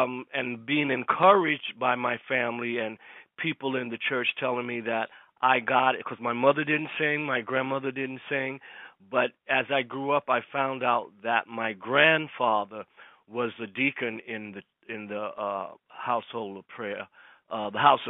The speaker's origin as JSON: {"language": "English", "town": "Savannah", "region": "Georgia", "country": "United States", "tie": "born or raised there", "also_born_or_lived": "New York", "moved": "yes", "said": "I moved from Savannah, which was my hometown"}